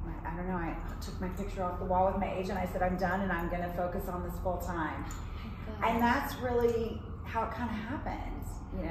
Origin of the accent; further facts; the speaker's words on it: the South, United States; now in New York, United States; I was raised in the South and I was raised as a dancer.